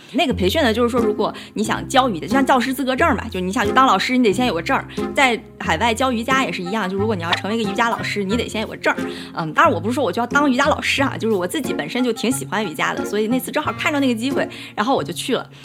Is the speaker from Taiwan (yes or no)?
no; Dalian, Liaoning, China; moved away as an adult; also born or lived in Beijing / New York; 家乡是在我们中国大东北的最南端的一个城市